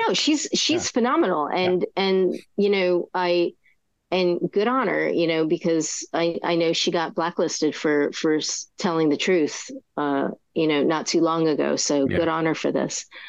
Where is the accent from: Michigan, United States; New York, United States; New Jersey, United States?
New Jersey, United States; I'm from New Jersey